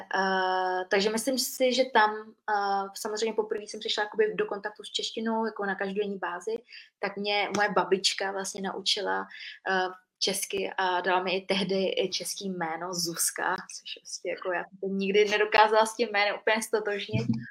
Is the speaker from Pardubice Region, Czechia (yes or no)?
no; Příbram, Central Bohemian Region, Czechia; born or raised there; moved away as an adult; also born or lived in Vietnam; now in Prague, Czechia